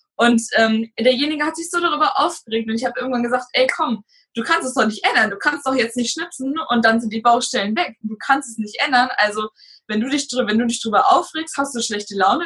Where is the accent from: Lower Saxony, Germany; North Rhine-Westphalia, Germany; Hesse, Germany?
Lower Saxony, Germany; Hanover; moved away as an adult; now in Kreiswarndorf, Germany; Ich komme gebürtig aus Raum Hannover und bin zu meinem jetzigen Freund gezogen